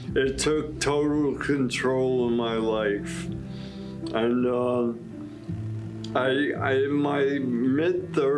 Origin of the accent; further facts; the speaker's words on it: New York City, New York, United States; I was born in Brooklyn, New York, with an Irish Catholic